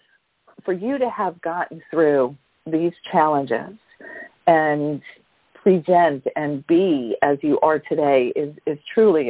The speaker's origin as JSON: {"language": "English", "town": "New York City", "region": "New York", "country": "United States", "tie": "born or raised there", "said": "we were raised by the same mom and dad growing up in Brooklyn, New York"}